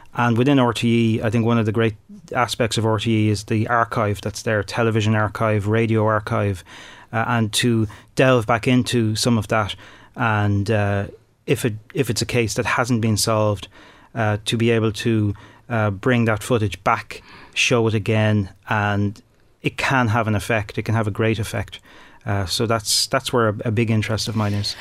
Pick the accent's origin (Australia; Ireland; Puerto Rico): Ireland; Dublin, Leinster; moved away as an adult; also born or lived in Tullamore, Offaly; I'm from Dublin, but I moved down to Offaly to get my first break in radio